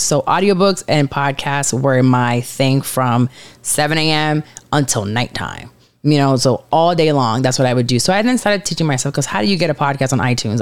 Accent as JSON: {"language": "English", "country": "Puerto Rico", "moved": "yes", "lives_now": "Orlando, United States", "said": "I'm from Puerto Rico, Caribbean."}